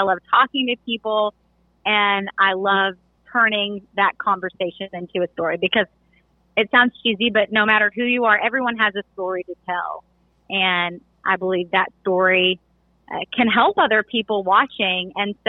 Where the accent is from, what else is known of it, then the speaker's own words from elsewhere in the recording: Hot Springs, Arkansas, United States; moved away as an adult; also born or lived in Missouri / Connecticut / China / Boston; now in Charlotte, United States; So I grew up in Hot Springs, Arkansas.